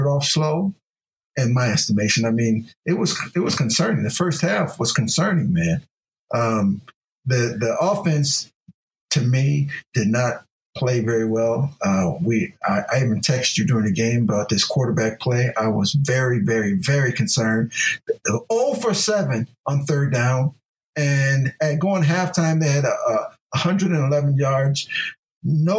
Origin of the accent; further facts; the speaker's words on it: Ohio, United States; my home state of Ohio